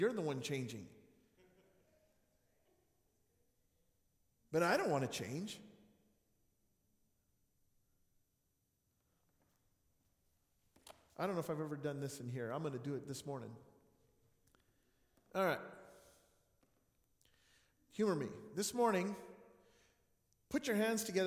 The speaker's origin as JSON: {"language": "English", "region": "New Mexico", "country": "United States", "tie": "born or raised there", "said": "Growing up in New Mexico"}